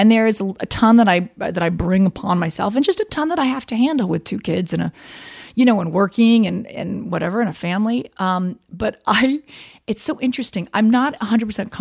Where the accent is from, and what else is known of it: Winter Park, Florida, United States; born or raised there; moved away as an adult; also born or lived in New York City